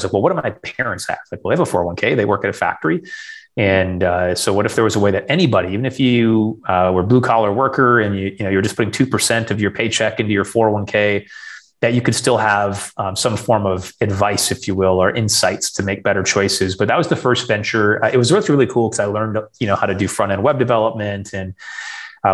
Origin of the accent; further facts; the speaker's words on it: rural Western Michigan, United States; born and raised in Michigan.